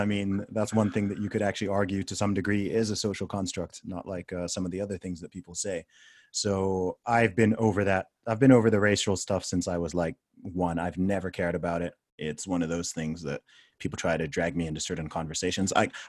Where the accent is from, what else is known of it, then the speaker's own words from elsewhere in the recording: Saudi Arabia; accent: American; No, it's because it's from growing up in Saudi.